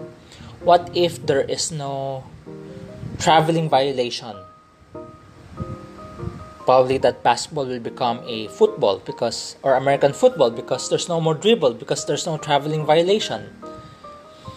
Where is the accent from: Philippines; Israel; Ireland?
Philippines; I grew up in Philippines, the culture I'm accustomed to is the Filipino culture